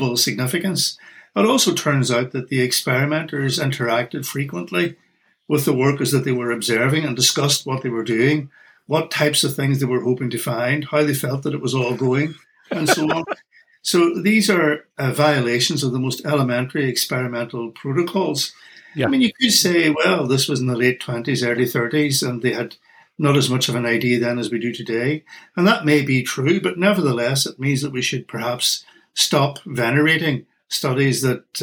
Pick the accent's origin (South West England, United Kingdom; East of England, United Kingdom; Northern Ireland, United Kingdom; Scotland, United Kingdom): Northern Ireland, United Kingdom; accent: Irish; moved away; my accent is Irish. I come originally from Northern Ireland